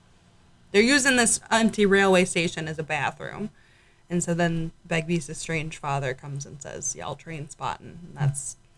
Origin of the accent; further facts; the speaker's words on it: New York, United States; we're from New York